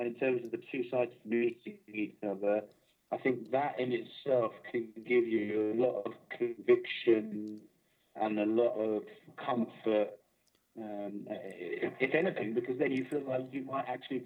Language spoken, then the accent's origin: English; London, United Kingdom; now in Bristol, United Kingdom; I grew up in South London as a Reform Jew.